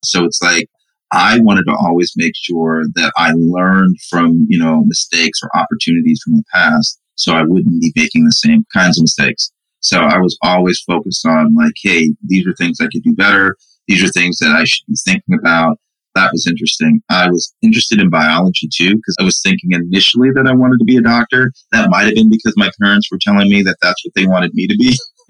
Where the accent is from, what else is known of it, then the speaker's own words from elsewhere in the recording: Brooklyn, New York, United States; born there; And then my mom came in 70. And I was born in 71. So he came first. My mom came behind him. And I was born in Brooklyn in 71.